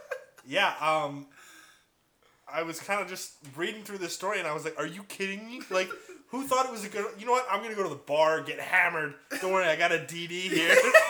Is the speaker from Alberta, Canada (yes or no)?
no; Port Coquitlam, British Columbia, Canada; I grew up in Poco